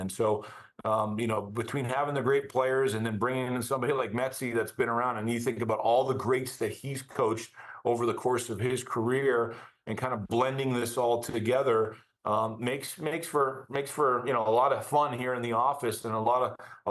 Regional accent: Burnaby, British Columbia, Canada; now in Denver, United States; growing up in Burnaby, British Columbia

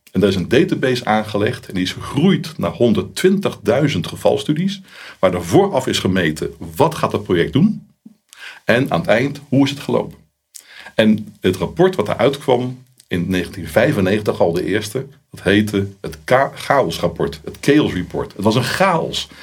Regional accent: Netherlands; ik ben ook een Hollander

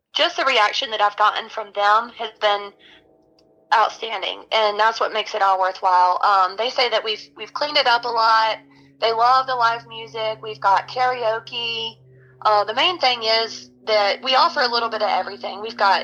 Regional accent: Greenville, South Carolina, United States; also born or lived in Las Vegas; I'm born and raised in Greenville. I went to Greenville High School

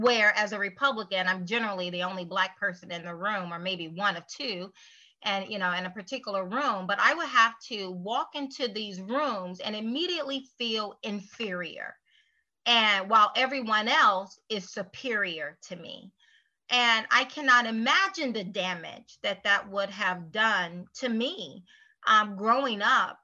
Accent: United States; I'm an American

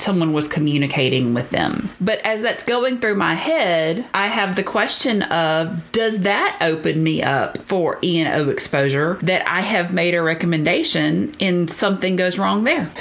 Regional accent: Deep South, United States; If you can't tell from my accent, I grew up in the very deep south

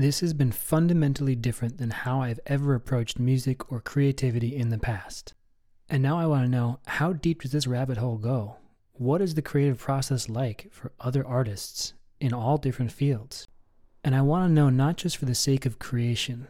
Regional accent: New York, United States; also born or lived in South Africa; now in Portland, United States; They're both from New York, just like me, and we all came out west at different times

